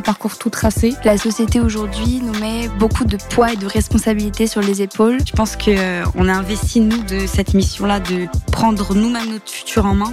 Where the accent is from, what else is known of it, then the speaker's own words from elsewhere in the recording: Cahors, Occitania, France; J'ai grandi dans une, euh, petite maison, euh, dans une petite ville qui s'appelle Cahors, dans le Lot.